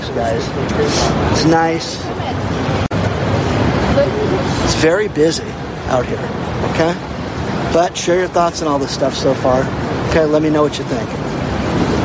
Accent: California, United States; moved away; I'm from California

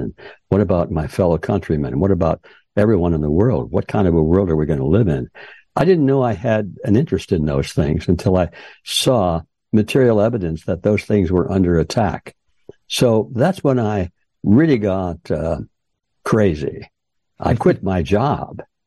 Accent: Detroit, Michigan, United States; moved away as an adult; also born or lived in Los Angeles; I was uh, born and raised in Detroit, Michigan, in that general area

